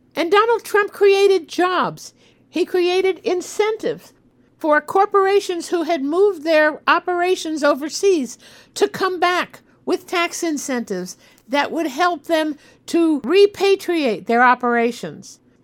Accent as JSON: {"language": "English", "country": "United States", "said": "As an American"}